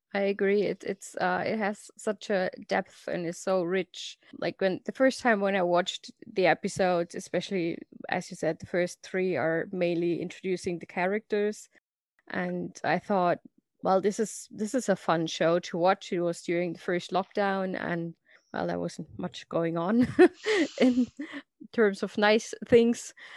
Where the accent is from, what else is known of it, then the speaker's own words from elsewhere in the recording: Germany; English is a second language; I'm from Germany, as you can probably hear from my lovely accent.